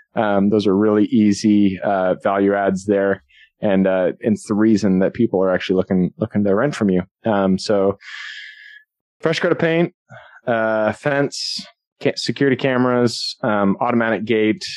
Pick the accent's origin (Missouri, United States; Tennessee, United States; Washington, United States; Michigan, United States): Washington, United States; Seattle; I'm from Seattle.